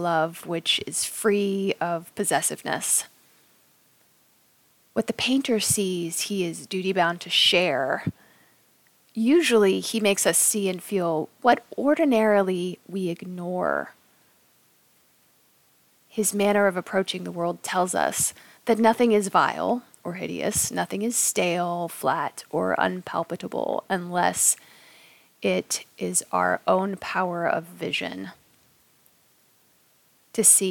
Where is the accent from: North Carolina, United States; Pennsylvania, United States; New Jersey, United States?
North Carolina, United States; Raleigh; moved away; Luke and I are both from Raleigh, North Carolina. And when I was a teenager, I had a couple of bad things happen. And then I decided, okay, the whole town sucks